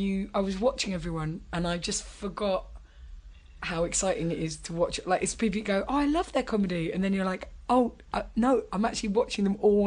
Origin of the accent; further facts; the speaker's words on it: London, United Kingdom; I'm from London and I've been in London forever